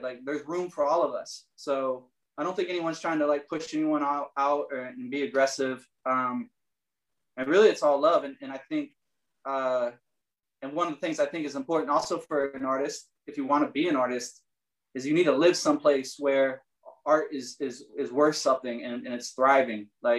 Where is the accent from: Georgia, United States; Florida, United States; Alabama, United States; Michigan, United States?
Michigan, United States; Richmond; also born or lived in Fort Wayne, Indiana / Marysville, Ohio; now in Illinois, United States; I was born in Fort Wayne, Indiana. And then my parents moved to a small town in Ohio, Marysville, Ohio. And then my parents moved to another small town in Michigan called Richmond, Michigan, just like north of Detroit.